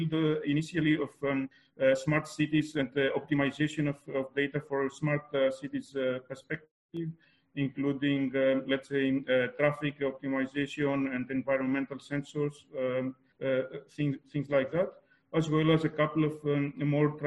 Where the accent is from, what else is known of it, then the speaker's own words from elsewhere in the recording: Greece; moved away as an adult; now in Germany; I was born in Greece